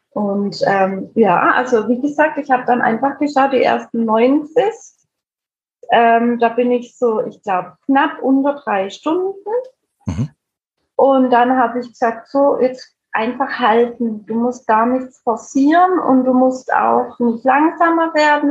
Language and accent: German; Heilbronn, Baden-Württemberg, Germany; Bei uns in Heilbronn